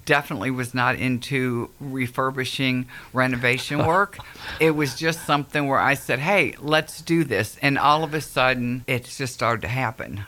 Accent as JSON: {"language": "English", "town": "Akron", "region": "Ohio", "country": "United States", "moved": "as an adult", "lives_now": "Gallatin, United States", "said": "I'm originally from Akron, Cleveland area"}